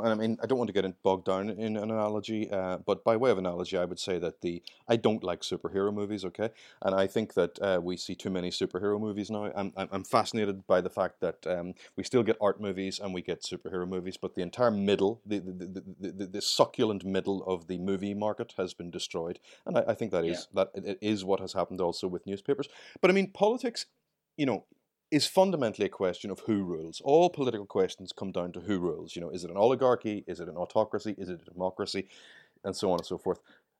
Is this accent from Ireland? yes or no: yes; Ireland; accent: Irish; I mean, you can tell from my accent, I'm Irish, and I grew up during the waning years of the conflict in Ireland.